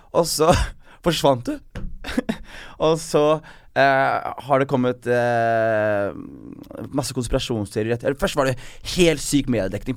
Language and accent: Norwegian; Skien, Telemark, Norway; I Skien, der jeg er fra